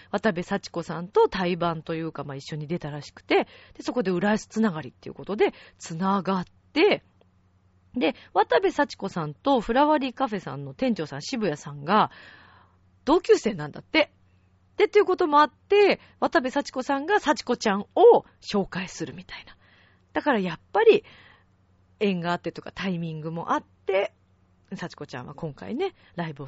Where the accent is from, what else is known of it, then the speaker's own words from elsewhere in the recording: Italy; Japanese is a second language; やっぱりイタリア人として行